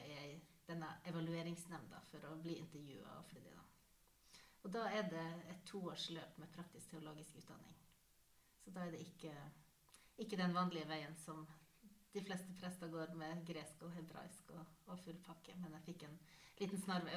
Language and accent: Norwegian; Northern Norway, Norway; moved away; also born or lived in Nesset; Jeg vokste opp i Nord-Norge